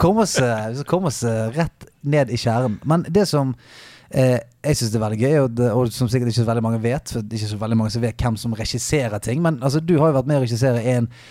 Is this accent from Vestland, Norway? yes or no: yes; Bergen, Vestland, Norway; Jeg er fra Bergen